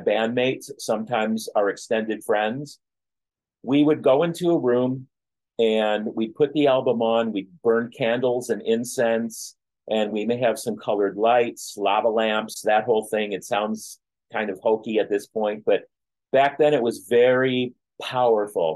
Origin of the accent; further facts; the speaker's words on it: Flint, Michigan, United States; my hometown of Flint, Michigan